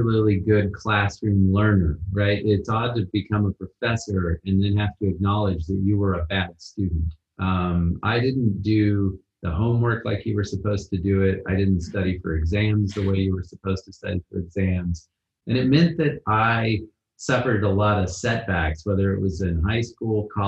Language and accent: English; Wichita, Kansas, United States; first language English; moved away as an adult; now in Manchester-by-the-Sea, United States; began in Kansas, which is where I'm from. I was born in Wichita, the big city